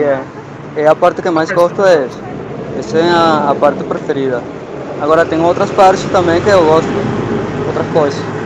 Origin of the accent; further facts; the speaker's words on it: Portugal; now in Brazil; nasci em Portugal